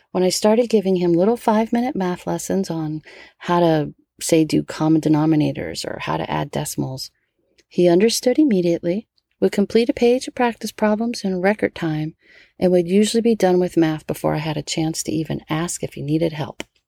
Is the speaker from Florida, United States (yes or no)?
no; New Orleans, Louisiana, United States; born or raised there; now in California, United States